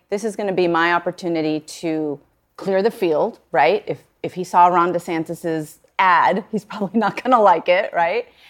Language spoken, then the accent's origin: English; Puerto Rico; moved away; I grew up in Puerto Rico